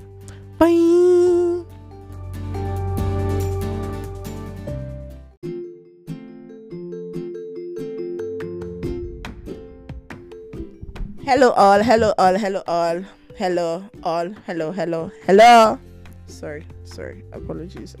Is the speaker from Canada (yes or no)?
no; Rivers State, Nigeria; I'm from River State